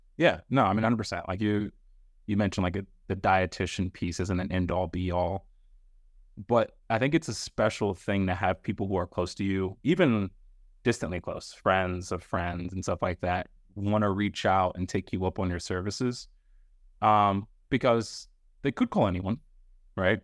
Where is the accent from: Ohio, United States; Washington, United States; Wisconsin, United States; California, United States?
Ohio, United States; Northeast; Paige and I are both from the three three oh, so if people don't know that, we're both from Northeast Ohio